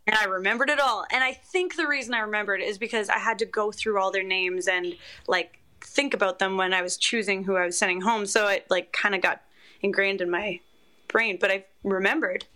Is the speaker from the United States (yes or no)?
no; Canada; as a Canadian